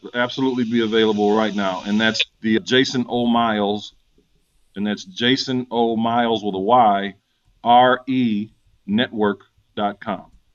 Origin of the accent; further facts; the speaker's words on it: St. Paul, Minnesota, United States; moved away as an adult; now in Atlanta, United States; I'm originally from St. Paul, Minnesota. This has been home since 96 for me